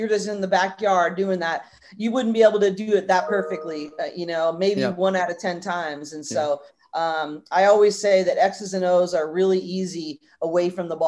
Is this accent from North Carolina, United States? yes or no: no; Northern California, United States; I grew up in Northern California.